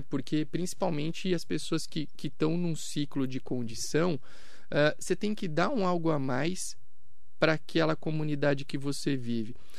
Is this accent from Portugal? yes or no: no; São Caetano do Sul, São Paulo, Brazil; also born or lived in Itápolis / Itaquaquecetuba / Campos do Jordão; now in Mogi das Cruzes, Brazil; em São Caetano do Sul, que foi a cidade onde eu cresci. Eu morei por 20 anos lá